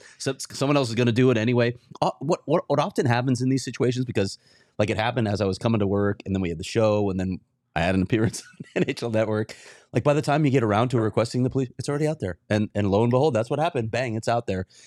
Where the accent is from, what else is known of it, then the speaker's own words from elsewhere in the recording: Chicago, Illinois, United States; I'm a Chicagoan too